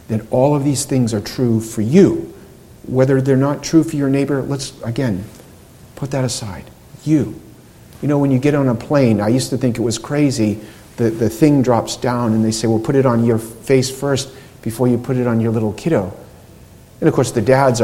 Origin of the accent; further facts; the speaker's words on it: United States; I was born and raised in America and didn't really travel outside